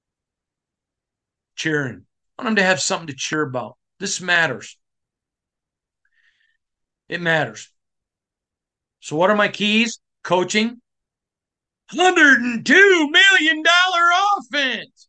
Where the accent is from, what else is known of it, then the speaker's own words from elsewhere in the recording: Michigan, United States; I'm from Michigan